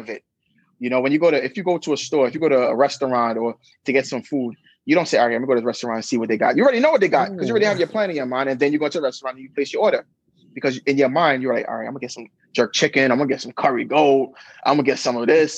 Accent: New York City, New York, United States; I grew up in Brooklyn

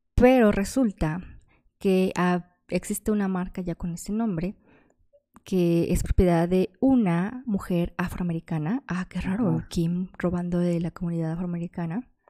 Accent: Guadalajara, Jalisco, Mexico; soy de Guadalajara

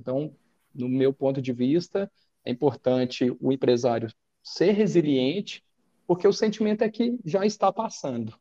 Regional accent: Minas Gerais, Brazil; nós somos mineiros

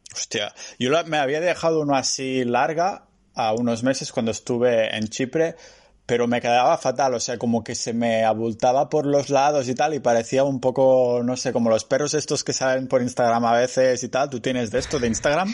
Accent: Catalonia, Spain; soy muy catalán

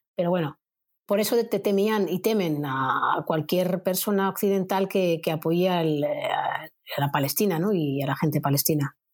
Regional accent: Spain; como española

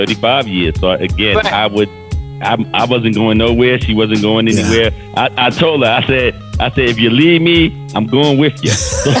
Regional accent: New York City, New York, United States; Alfred actually is a Harlemite, just like Cheryl and myself.

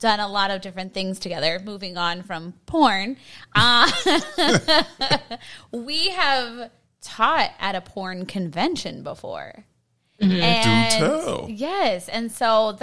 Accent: Pittsburgh, Pennsylvania, United States; we're both from Pittsburgh, and it was just, we come from such a conservative city

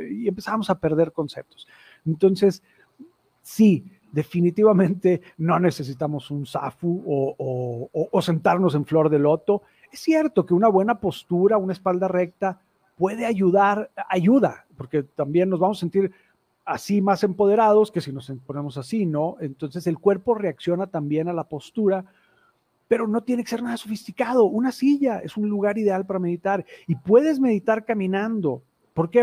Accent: Mexico; also born or lived in Torreón; un antecedente como muchos mexicanos muy, muy, muy este, religioso y católico en mi familia

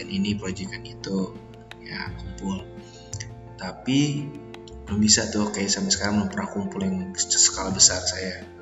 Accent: Tambun, West Java, Indonesia; ini saya kereta pertama dari Cikarang karena kan saya orang Tambun

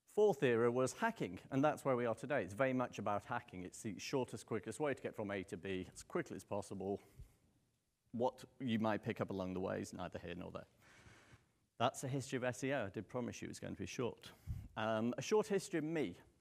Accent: United Kingdom; accent: British; moved away; you could probably tell from the accent I'm not local. Um, I'm British

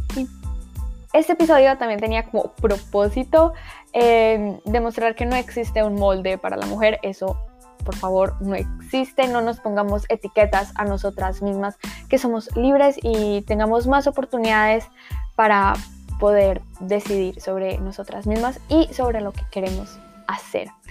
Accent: Colombia; yo soy colombiana, de lo cual me siento muy orgullosa

